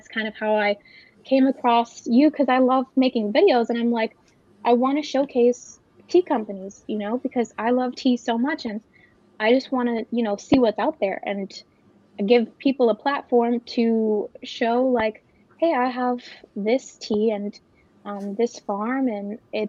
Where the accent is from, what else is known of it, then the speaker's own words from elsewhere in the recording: Big Island, Hawaii, United States; moved away as an adult; also born or lived in Oahu, Hawaii; now in Los Angeles, United States; I'm from Hawaii. I grew up on the Big Island